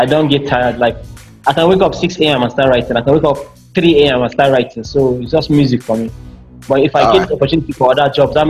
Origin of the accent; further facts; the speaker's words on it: Benue, Nigeria; No, I'm from the food basket of the nation. I'm from Benin. That's the food basket of the nation.